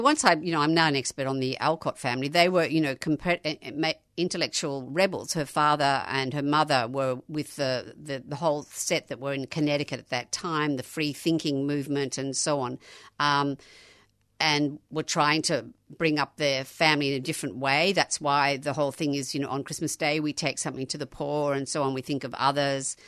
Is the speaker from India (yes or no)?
no; Australia; being Australian